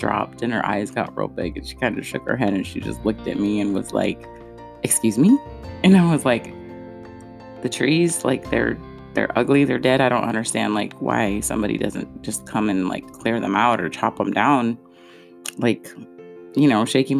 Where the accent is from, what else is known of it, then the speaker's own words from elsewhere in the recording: California, United States; moved away as an adult; also born or lived in Ohio / Nebraska; I am originally from California.